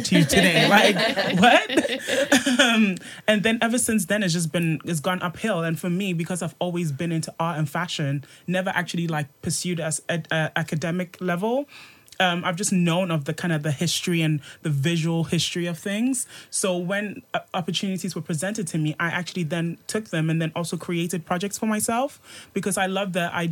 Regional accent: Birmingham, West Midlands, United Kingdom; moved away as an adult; also born or lived in Ghana; now in London, United Kingdom; I'm like from Birmingham via Ghana

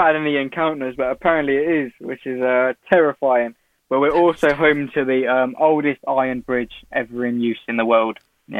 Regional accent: Newport Pagnell, South East England, United Kingdom; I loved it. There's not much to do here. So you just kind of make your own fun, I guess. There's nothing really.

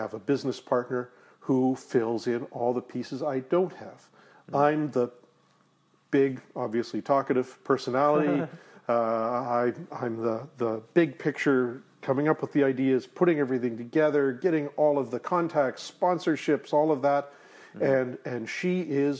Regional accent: Delta, British Columbia, Canada; In Delta, North Delta

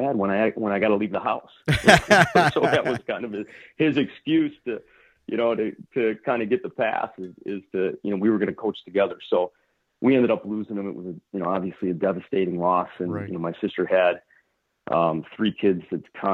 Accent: Addison, Illinois, United States; I grew up in Addison, Illinois

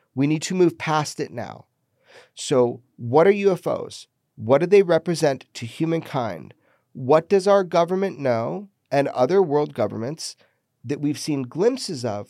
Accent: Pioneertown, California, United States; my hometown, Pioneer Town

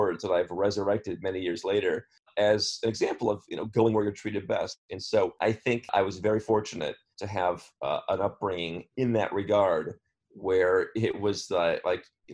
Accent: Cleveland, Ohio, United States; moved away as an adult; I grew up in Cleveland, the suburbs of Cleveland, Ohio.

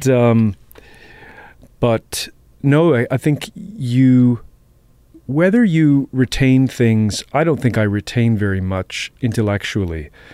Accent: Boston, Massachusetts, United States; I grew up in Jamaica Plain

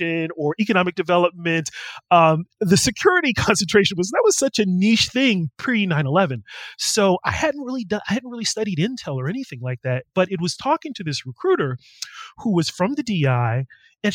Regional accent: California, United States; moved away; me growing up in California, going to Berkeley

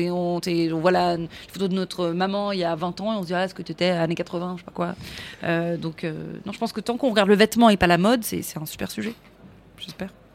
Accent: Paris, Île-de-France, France; on voit que je suis parisienne, on voit que je suis d'ici

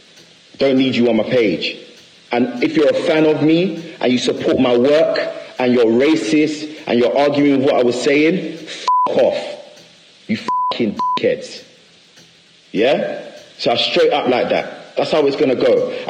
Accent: London, United Kingdom; I never ever left the UK to go and live in LA for over a year. I never did. I'm from London. I'm from here.

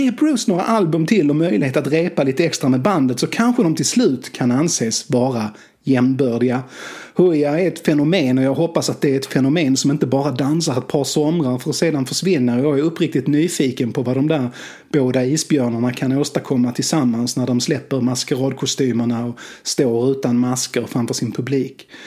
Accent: Skåne, Sweden; accent: Scanian; jag vet inte om det hörs eftersom jag som det heter tränat bort min dumma dialekt eftersom jag är skåning.

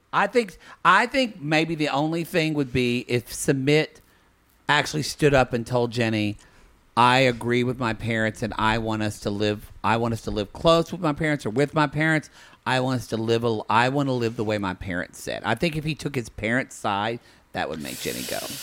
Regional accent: United States; I was born and raised in the United

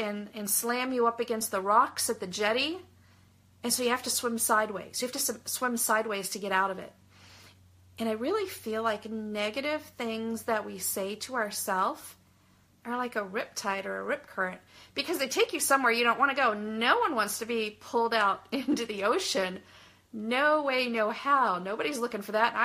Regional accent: Southern California, United States; I grew up in Southern California

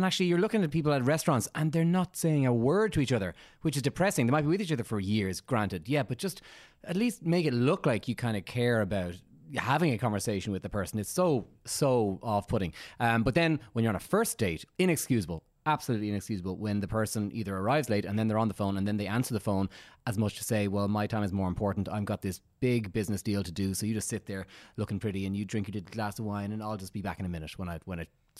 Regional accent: Dublin, Leinster, Ireland; I'm very neutral. I'm Dublin, but my mother was Tipperary, my father was Cork.

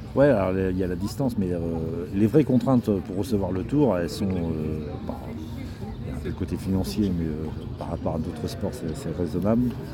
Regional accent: Normandy, France; je suis normand

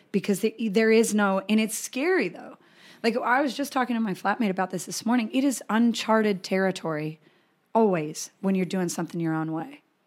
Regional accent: Colorado, United States; I grew up in Colorado

